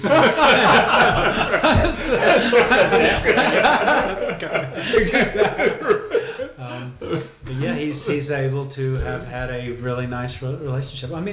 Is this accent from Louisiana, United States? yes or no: yes; Louisiana, United States; moved away; also born or lived in Florida / Texas; business administration from LSU, where I grew up in Louisiana